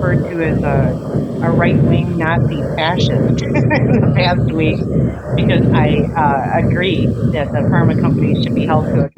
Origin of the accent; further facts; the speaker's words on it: Las Vegas, Nevada, United States; I'm from Las Vegas, Nevada